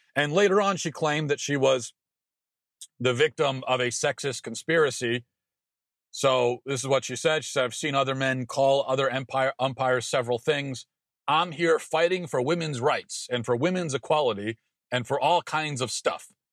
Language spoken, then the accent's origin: English; Maryland, United States; I grew up in Maryland